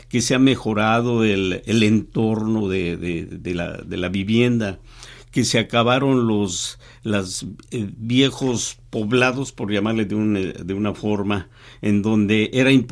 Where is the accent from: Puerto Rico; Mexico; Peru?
Mexico; Soy mexicano con una, trayectoria de periodista de 45 años